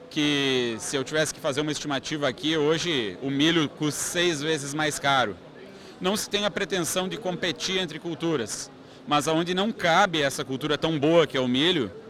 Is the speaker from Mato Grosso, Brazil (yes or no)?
yes; Canarana, Mato Grosso, Brazil; lá na minha cidade, Canarana, no Mato Grosso, lá no Vale do Araguaia